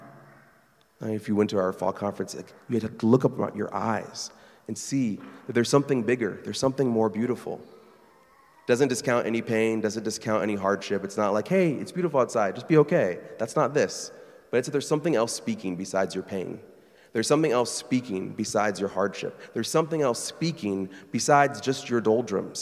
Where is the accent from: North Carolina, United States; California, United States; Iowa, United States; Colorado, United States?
Iowa, United States; Burlington; moved away as an adult; Burlington, Iowa, my hometown.